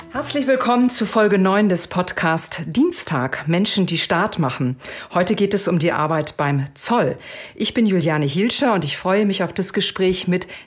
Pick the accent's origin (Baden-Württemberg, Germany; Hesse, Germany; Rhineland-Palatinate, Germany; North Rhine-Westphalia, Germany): Hesse, Germany; near Fulda; Wie alt bist du? 30 Jahre. Und woher kommst du? Aus der Nähe von Fulda.